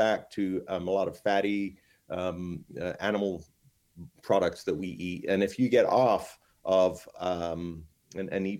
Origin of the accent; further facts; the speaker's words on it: Toronto, Ontario, Canada; now in Fort Lauderdale, United States; I grew up in Toronto